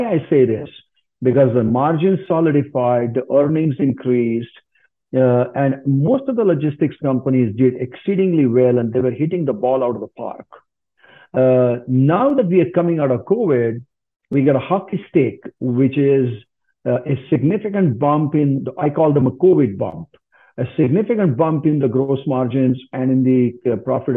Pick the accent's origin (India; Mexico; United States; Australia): India; moved away as an adult; also born or lived in Southern Africa; now in Canada; I grew up in India.